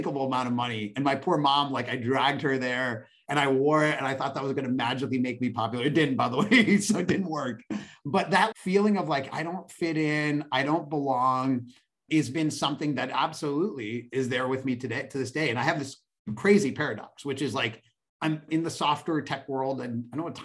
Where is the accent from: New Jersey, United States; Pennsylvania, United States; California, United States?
Pennsylvania, United States; Pittsburgh; now in Bay Area, United States; I grew up in Pittsburgh, Pennsylvania